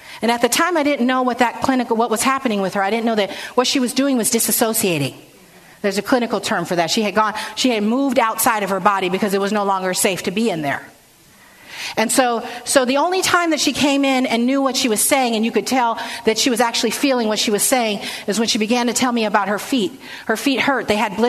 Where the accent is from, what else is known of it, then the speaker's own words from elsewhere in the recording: San Francisco, California, United States; So it was great growing up in San Francisco, and I learned a lot.